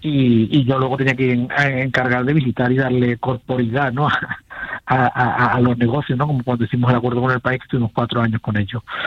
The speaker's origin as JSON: {"language": "Spanish", "town": "Seville", "region": "Andalusia", "country": "Spain", "accent": "Sevillian", "said": "yo soy sevillano"}